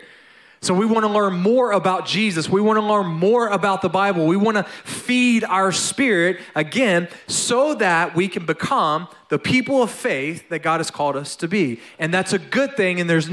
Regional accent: North Louisiana, United States; I was born and raised in Louisiana, all right? And so actually North Louisiana, I'm a redneck, not a Cajun.

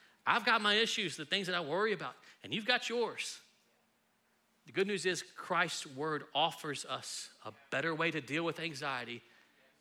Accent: Texas, United States; we're from Texas

